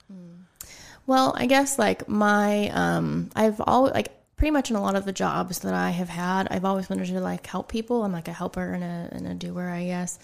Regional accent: Ligonier, Pennsylvania, United States; moved away as an adult; also born or lived in New Kensington, Pennsylvania / Pittsburgh; now in Greensburg, United States; I was born in New Kensington, um, and then, you know, mm, how old was I when I moved to Ligonier? Um, I don't know, I was in, like, second grade.

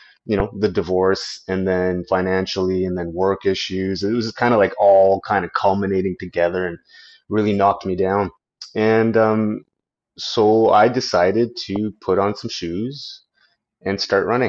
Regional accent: Canada; I'm a Canadian law enforcement officer and veteran

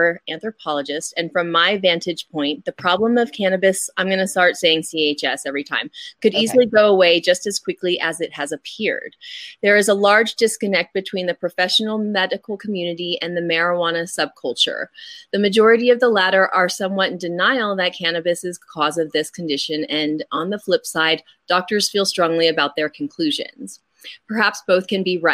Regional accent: Oklahoma, United States; growing up in Oklahoma

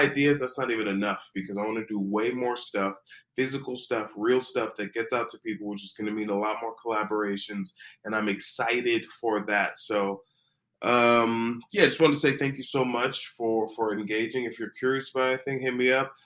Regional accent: United States; as an American

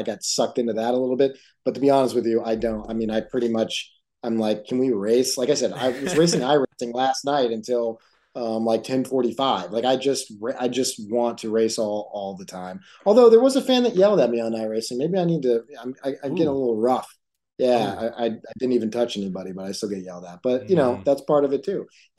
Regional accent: Texas, United States; I grew up in Texas. I watch Texas teams.

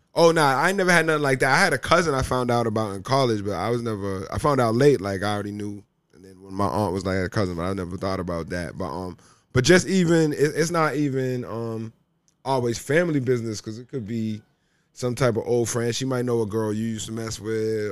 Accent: Cambridge, Massachusetts, United States; now in Los Angeles, United States; I'm from Cambridge, Massachusetts, which is, like, right outside Boston.

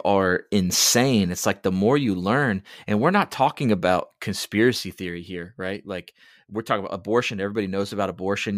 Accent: United States

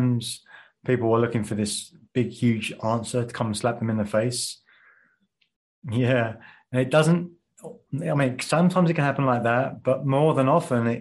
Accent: England, United Kingdom; moved away as an adult; when I grew up in England and working in financial services

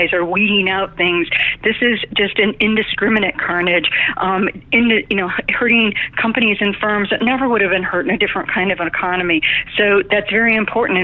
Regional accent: Detroit, Michigan, United States; the economic train wreck that I grew up in Detroit, Michigan

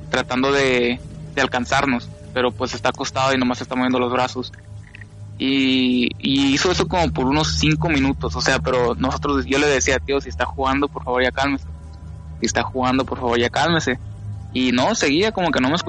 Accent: California, United States; born there; cuando yo nací, yo nací en California.

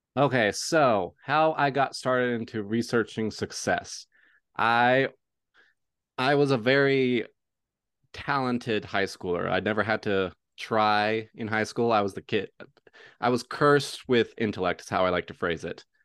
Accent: Oklahoma, United States; now in Utah, United States; I grew up in Oklahoma, which is just above Texas, and then right now I live in a state called Utah.

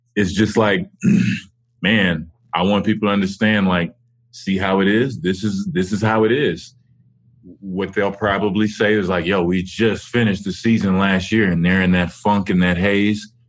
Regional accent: Dallas, Texas, United States; Dallas, my hometown

